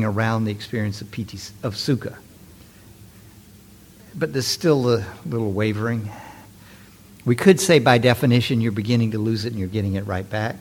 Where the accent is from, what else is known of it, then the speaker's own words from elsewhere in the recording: San Francisco, California, United States; I'm from San Francisco